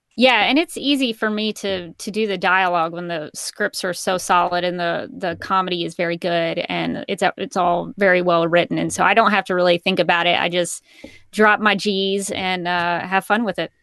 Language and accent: English; Alabama, United States; I am from Alabama.